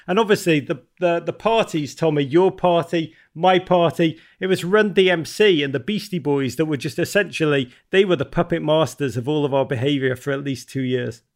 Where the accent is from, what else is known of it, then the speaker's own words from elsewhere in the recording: Liverpool, North West England, United Kingdom; now in United States; I grew up in Liverpool, England at a dark time in, uh, the North's history, nineteen eighties, the great city of Liverpool, magical place.